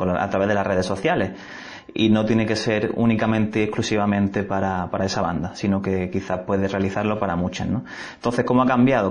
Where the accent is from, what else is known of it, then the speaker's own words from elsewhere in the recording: Algeciras, Andalusia, Spain; moved away; Soy de, de Algeciras, gaditano